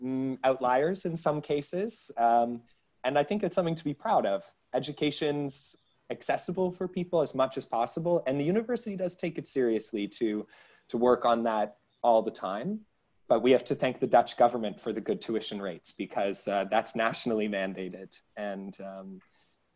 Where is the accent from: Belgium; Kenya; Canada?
Canada; accent: Canadian; moved away as an adult; now in Amsterdam, Netherlands; I'm from Canada